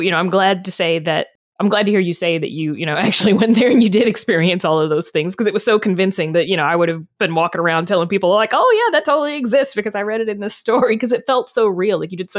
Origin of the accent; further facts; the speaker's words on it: the South, United States; I grew up in the South. I know.